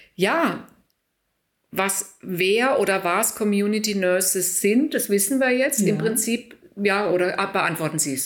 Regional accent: Germany; moved away; in meiner Heimat, in Deutschland

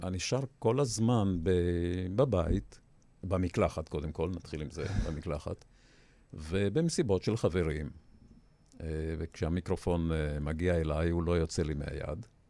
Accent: Beit Hillel, Northern District, Israel; also born or lived in Petah Tikva / Yavne; now in Ness Ziona, Israel; אני גדלתי במושב בית הלל, בצפון הארץ

